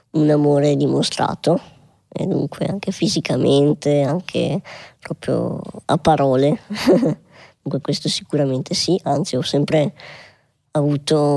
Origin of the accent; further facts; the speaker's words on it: Schio, Veneto, Italy; born there; Io sono nato a Schio, comunque paese in provincia di Vicenza, profondo Veneto